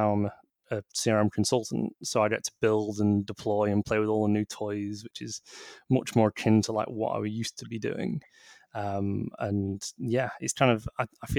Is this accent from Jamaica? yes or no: no; Manchester, North West England, United Kingdom; I'm from Manchester myself.